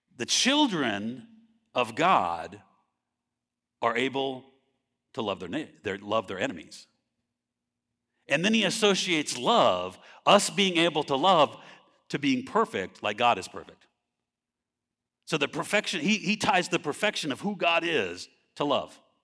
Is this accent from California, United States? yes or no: yes; California, United States; moved away as an adult; I grew up in California